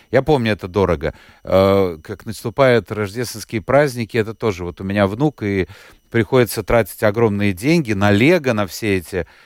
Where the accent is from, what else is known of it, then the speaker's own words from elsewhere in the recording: Riga, Latvia; born there; Я тоже родилась в Риге давно